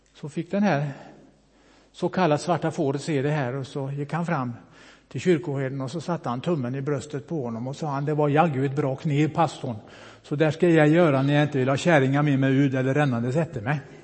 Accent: Bohuslän, Västra Götaland, Sweden; moved away; also born or lived in Mölndal; Jag är ju bohuslänning, kommer uppifrån Brasta

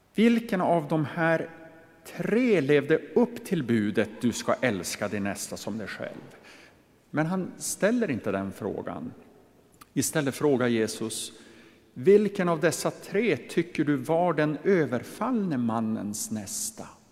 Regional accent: inland Västerbotten, Västerbotten County, Sweden; Jag är ju uppvuxen i Västerbottens inland

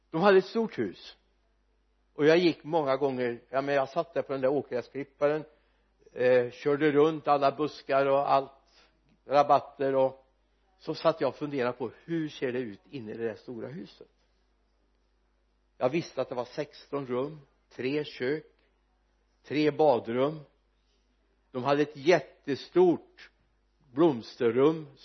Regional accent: Sweden; vi är uppvuxna i den här kulturkretsen

